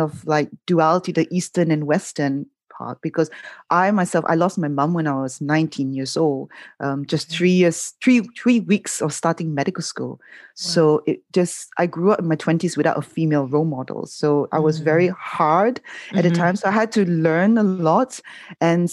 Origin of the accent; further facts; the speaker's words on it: Malaysia; growing up in Malaysia